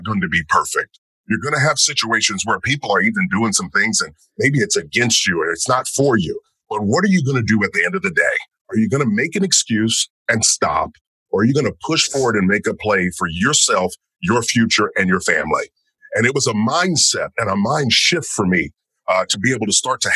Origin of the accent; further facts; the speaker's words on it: rural Kentucky, United States; I'm born in rural Kentucky and grew up in a family